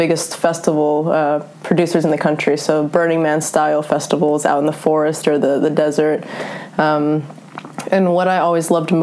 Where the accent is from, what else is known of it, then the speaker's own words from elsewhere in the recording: Northern California, United States; also born or lived in Germany / Norway; Grew up in Northern California, so I'm only technically German.